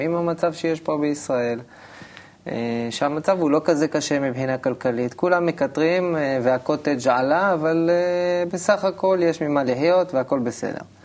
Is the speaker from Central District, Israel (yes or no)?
yes; Elyashiv, Central District, Israel; now in Kfar Saba, Israel; אני נולדתי במושב בעמק חפר, מושב אלישיב